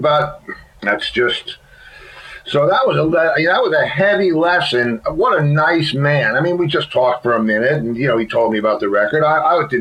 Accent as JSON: {"language": "English", "town": "White Plains", "region": "New York", "country": "United States", "tie": "born or raised there", "said": "I grew up in White Plains"}